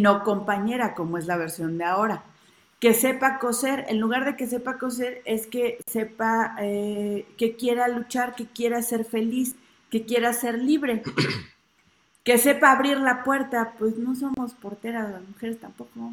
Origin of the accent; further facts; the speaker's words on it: Mexico City, Mexico; Ciudad de México